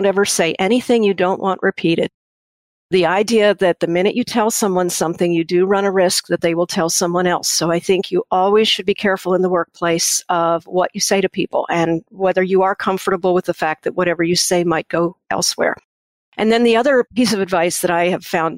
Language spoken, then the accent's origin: English; Gettysburg, Pennsylvania, United States; moved away; also born or lived in Washington, D.C.; I grew up in Gettysburg, Pennsylvania